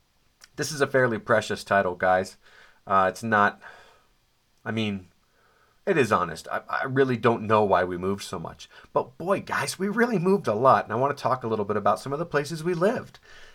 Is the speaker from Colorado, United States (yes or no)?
yes; Colorado, United States; also born or lived in Dallas; But turns out I was growing up near where somebody who I know who lives just down the street was growing up in Golden, Colorado, which is apparently adjacent to Arvada.